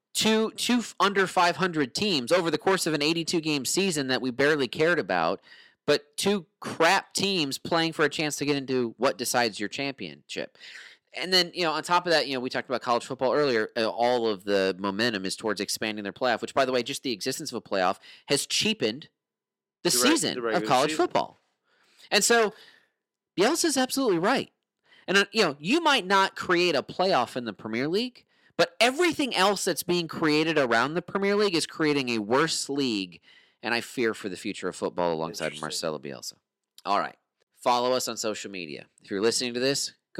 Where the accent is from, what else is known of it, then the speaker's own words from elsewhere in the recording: United States; as an American sports fan